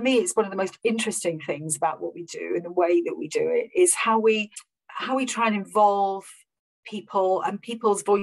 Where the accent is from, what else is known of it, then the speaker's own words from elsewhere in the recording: Rhondda Valley, Wales, United Kingdom; moved away; I'm from the Rhondda Valley. I'm from the deepest valleys of Wales, in the Rhondda Valley